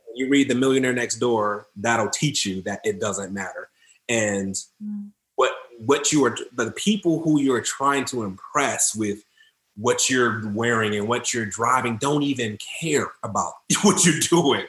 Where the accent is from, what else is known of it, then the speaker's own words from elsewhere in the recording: Detroit, Michigan, United States; I grew up in Detroit, Detroit, Michigan